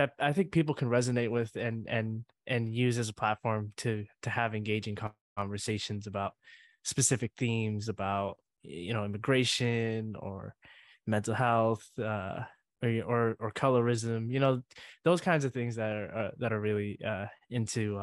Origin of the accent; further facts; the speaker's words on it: Carson, California, United States; I am from Carson, California, the South Bay of Los Angeles